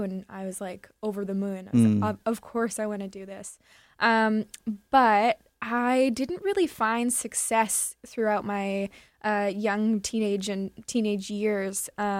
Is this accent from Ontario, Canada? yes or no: no; Kahnawake, Quebec, Canada; I grew up in Kahnawake, Mohawk territory